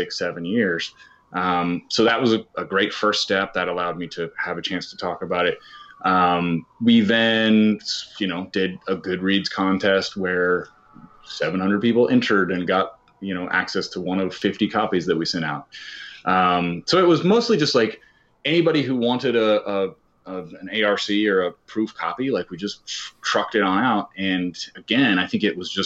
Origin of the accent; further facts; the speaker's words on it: Kansas, United States; I grew up in Kansas